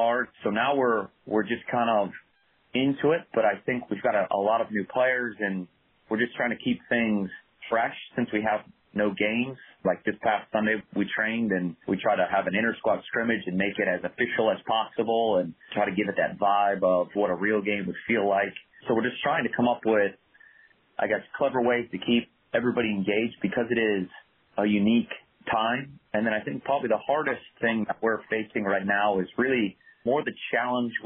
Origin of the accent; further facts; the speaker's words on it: Hudson, Ohio, United States; I'm originally from Hudson, Ohio, which is just north of Akron